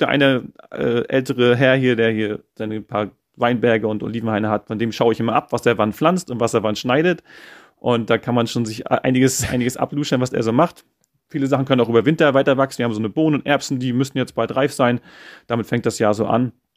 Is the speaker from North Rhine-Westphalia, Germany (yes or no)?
no; Mecklenburg-Vorpommern, Germany; moved away as an adult; also born or lived in Schwerin; now in Croatia; als geborener Mecklenburger